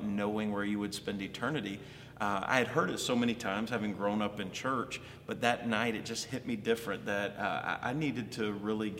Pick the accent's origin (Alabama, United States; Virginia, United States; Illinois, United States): Alabama, United States; also born or lived in Columbus, Georgia; now in Baltimore, United States; I was born and raised in Alabama.